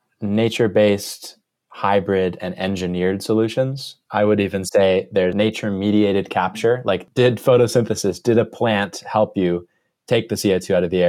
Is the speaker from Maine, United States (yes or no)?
yes; Maine, United States; I grew up in Maine, which is, you know, the extreme northeast corner of the U.S., and I grew up in a 14-acre woodlot that used to be the woodlot for a farm